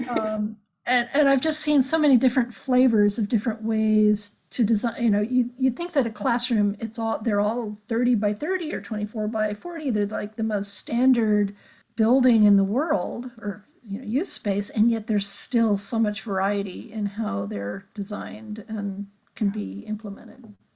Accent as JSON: {"language": "English", "town": "Los Angeles", "region": "California", "country": "United States", "tie": "born or raised there", "said": "growing up in Los Angeles that I loved where I lived"}